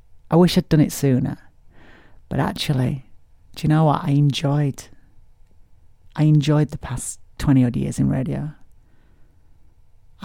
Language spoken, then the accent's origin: English; Barnsley, Yorkshire and the Humber, United Kingdom; my hometown of Barnsley